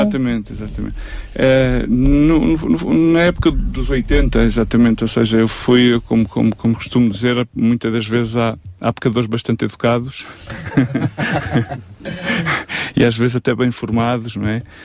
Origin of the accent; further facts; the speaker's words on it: Évora, Alentejo, Portugal; moved away as an adult; also born or lived in Lisbon; eu sou de Évora, voltei para Évora